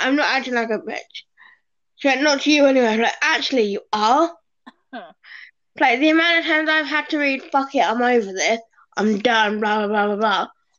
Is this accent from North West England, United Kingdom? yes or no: no; Swindon, South West England, United Kingdom; I'm from Swindon.